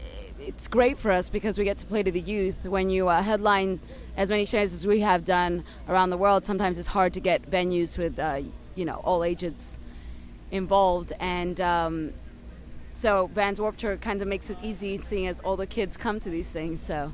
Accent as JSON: {"language": "English", "region": "Crete", "country": "Greece", "said": "We're from Crete, Greece, and we started off in an artist commune"}